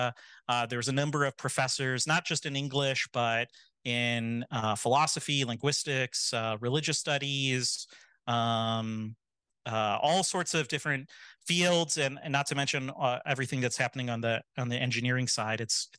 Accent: Michigan, United States; I grew up in Michigan, moved around a bit.

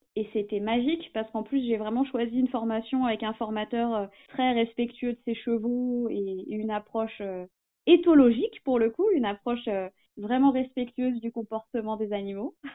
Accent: Essonne, Île-de-France, France; moved away as an adult; also born or lived in Amiens / Toulouse / Hérault; j'étais pas originaire d'Amiens, je suis de l'Essonne, le sud de la région parisienne

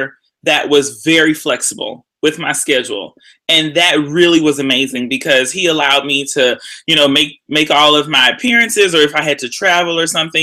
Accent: Houston, Texas, United States; moved away as an adult; also born or lived in Austin, Texas / Baltimore, Maryland; I'm originally from Houston, Texas

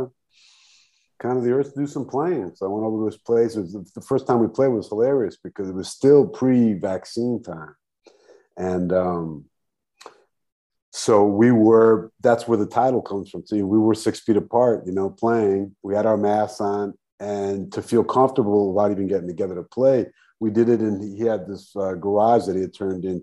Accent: New York City, New York, United States; moved away as an adult; also born or lived in Rio de Janeiro, Brazil / Asheville; now in Brazil; I'm originally from New York City and came down to Brazil, Rio specifically, in 2001

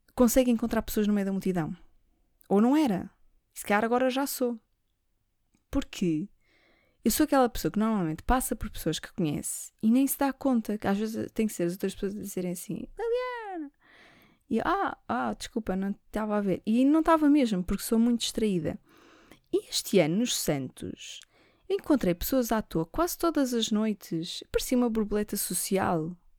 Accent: Lisbon, Portugal; eu sou nascida e criada em Lisboa, alfacinha

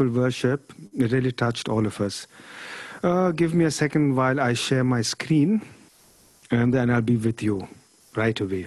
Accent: Germany; I was born in Germany

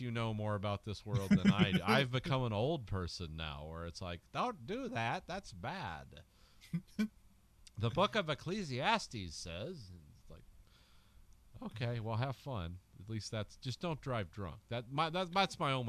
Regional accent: Indiana, United States; now in Michigan, United States; where I grew up in Indiana

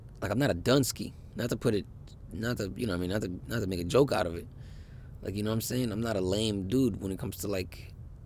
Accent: United States; I'm an American man

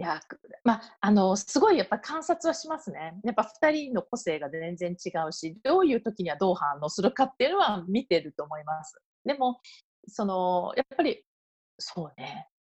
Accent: Japan; moved away as an adult; also born or lived in Tokyo / Belgium; now in Paris, France; 私が日本に帰ってもフランスに行くと決めた時に

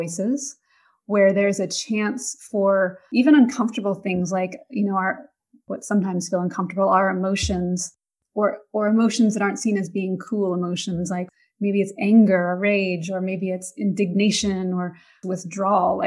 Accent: Pacific Northwest, United States; moved away; my upbringing, growing up in the Pacific Northwest

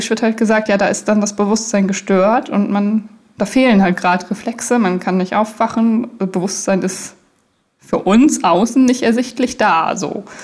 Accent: Germany; Naja, ich bin ja in Deutschland aufgewachsen, da wird man ja automatisch christlich erzogen

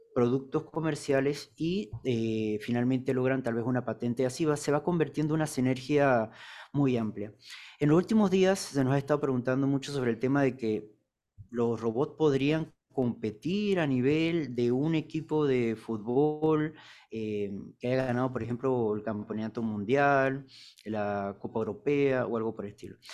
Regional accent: Panama; nuestro país Panamá

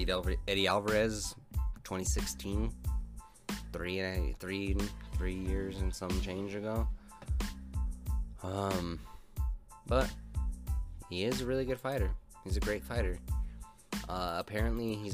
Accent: Albuquerque, New Mexico, United States; I'm from Albuquerque

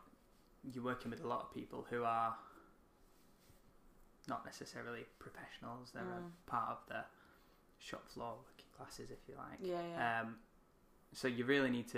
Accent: United Kingdom; We're British.

